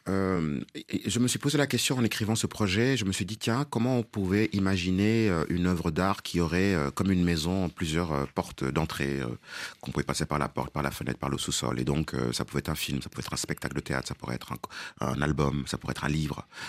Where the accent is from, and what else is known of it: Senegal; first language Wolof; French is a second language; moved away; also born or lived in Dakar